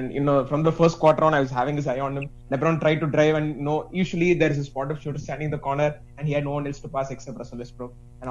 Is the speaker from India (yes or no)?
yes; India; I'm from India